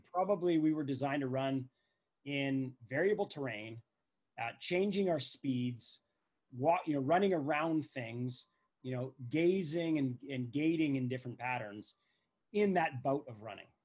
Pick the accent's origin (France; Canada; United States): Canada; we're Canadian, so we've walked on plenty of ice in our day